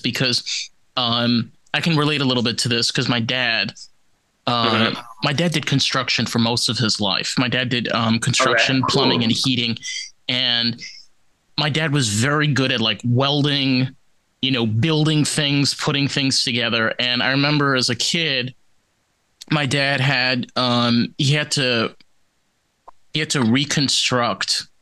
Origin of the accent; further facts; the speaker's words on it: Rockland County, New York, United States; I grew up in Rockland County